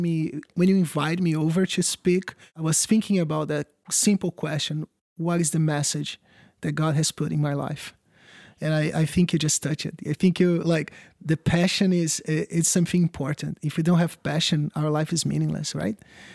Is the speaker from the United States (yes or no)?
no; Brazil; English is a second language; Sure. I'm originally from Brazil. I am a youth pastor.